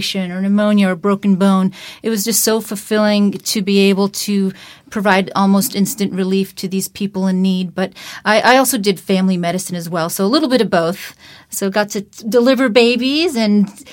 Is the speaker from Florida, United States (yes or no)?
yes; Umatilla, Florida, United States; also born or lived in Tampa, Florida / Little Rock, Arkansas; So I grew up in a small town called Umatilla in Lake County, Florida